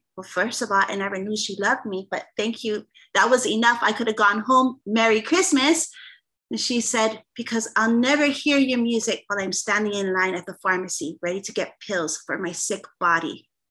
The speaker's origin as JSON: {"language": "English", "region": "Hawaii", "country": "United States", "said": "I'm the Hawaiian singer"}